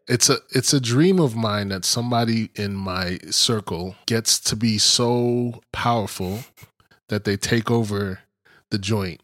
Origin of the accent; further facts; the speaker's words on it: East Coast, United States; growing up on the East Coast